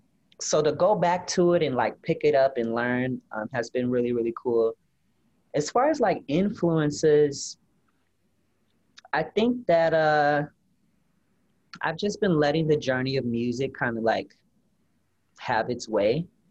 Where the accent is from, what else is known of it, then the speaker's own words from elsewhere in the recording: Rockford, Illinois, United States; My hometown.